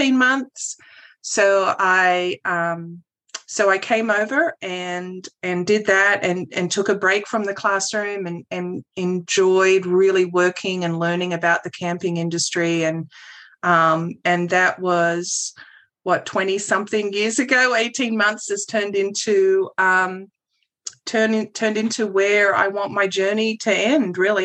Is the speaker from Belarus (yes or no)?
no; Australia; moved away as an adult; also born or lived in New Zealand; now in United States; my family moved to Australia when I was 5 years old. And so my schooling and all my education was done in Australia